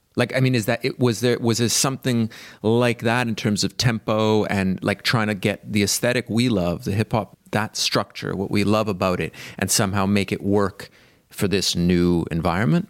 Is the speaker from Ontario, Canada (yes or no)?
no; Montreal, Quebec, Canada; I grew up in Montreal